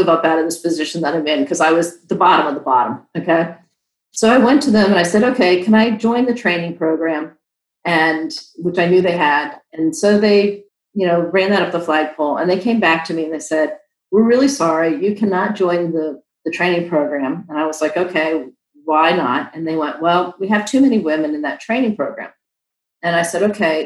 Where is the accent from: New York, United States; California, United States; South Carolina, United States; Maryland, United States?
Maryland, United States; moved away as an adult; also born or lived in Virginia; I grew up in Maryland and I moved to Virginia right out of school